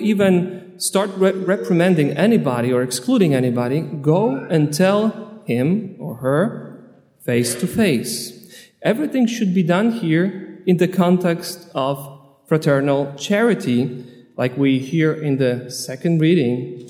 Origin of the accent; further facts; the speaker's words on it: Poland; also born or lived in Long Island, United States; now in United States; Originally, I'm from Poland, but I'm a priest ordained on Long Island